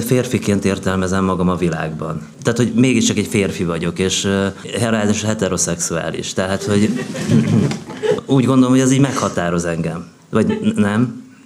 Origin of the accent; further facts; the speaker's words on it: Hungary; now in Budapest, Hungary; én egy olyan családba születtem, amelyik még Freud előtt élt. Tehát ugye, nagyjából ugye ez a vidéki Magyarország a 60-as években